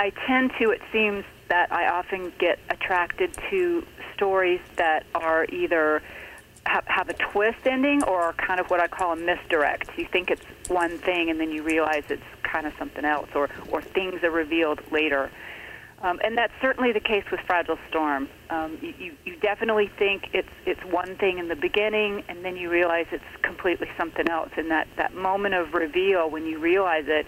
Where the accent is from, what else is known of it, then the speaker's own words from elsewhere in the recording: Atlanta, Georgia, United States; moved away as an adult; now in Los Angeles, United States; I was born and raised in Atlanta